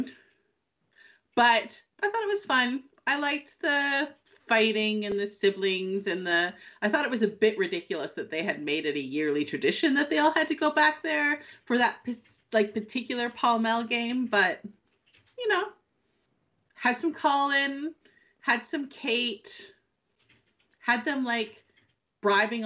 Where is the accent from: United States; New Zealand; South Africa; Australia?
Australia; we're Australian